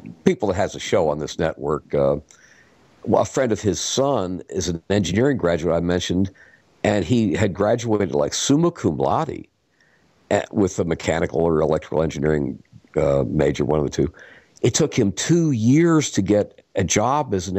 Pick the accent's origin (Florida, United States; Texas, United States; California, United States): Florida, United States; also born or lived in Atlanta; I was raised in Florida for the most part